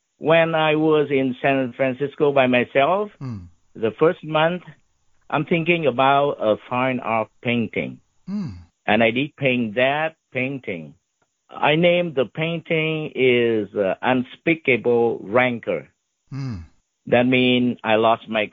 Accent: Ho Chi Minh City, Vietnam; English is a second language; moved away as an adult; now in United States; I learned English a lot when I was in Saigon

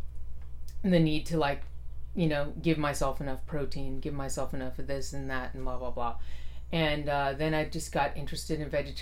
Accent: Fremont, California, United States; also born or lived in San Leandro; I grew up in Fremont. I was born in San Leandro, but grew up in Fremont, Niles area

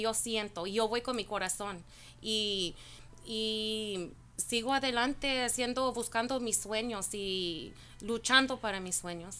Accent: Norwalk, California, United States; Yo soy de, Norwalk, California, aquí estoy en local

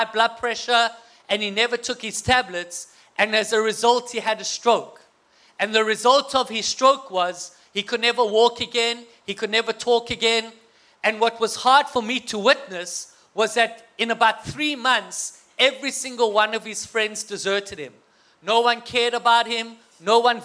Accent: South Africa; moved away as an adult; now in United States; I have an accent, but to me, you guys have the accent, okay? Well, my wife and I come from South Africa

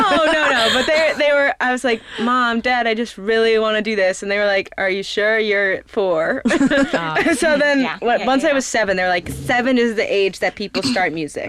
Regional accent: Wellesley, Massachusetts, United States; now in New York City, United States; I am from Wellesley, Massachusetts

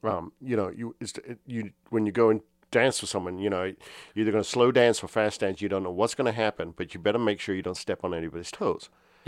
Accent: United Kingdom; now in United States; I was raised as an American in the UK, so I was always kind of a foreigner, and this in the 70s. And I've never quite felt like I fit in. And I moved to the US and I didn't fit in here.

